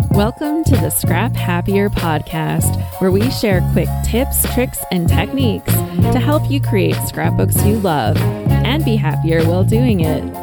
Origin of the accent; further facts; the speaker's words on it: Whitecourt, Alberta, Canada; my hometown